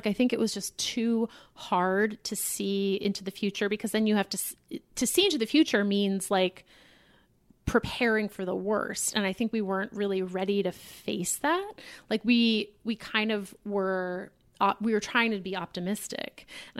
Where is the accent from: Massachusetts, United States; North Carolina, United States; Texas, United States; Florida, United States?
Massachusetts, United States; Boston; The synagogue I grew up in Boston is very, it's a Reform synagogue.